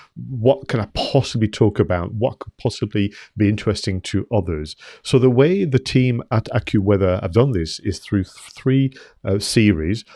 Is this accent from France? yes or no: yes; France; moved away as an adult; now in United Kingdom; I've been in the U K thirty years. I did receive my settled status letter as well, so I am allowed to stay as a, you know, French national.